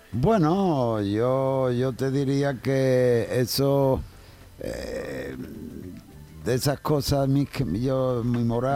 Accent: Jerez de la Frontera, Andalusia, Spain; el día 6 de agosto en mi tierra, en el Festival del Tío Pepe

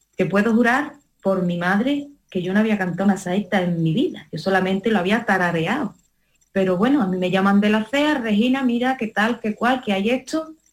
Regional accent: Rociana del Condado, Andalusia, Spain; la Virgen de los Dolores de aquí, de mi pueblo de Rufiana del Condado

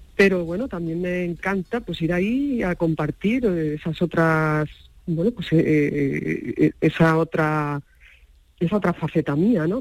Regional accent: Catalonia, Spain; la mitad de mí es malagueña, yo soy catalana, pero la mitad de mí es mi papá era malagueño

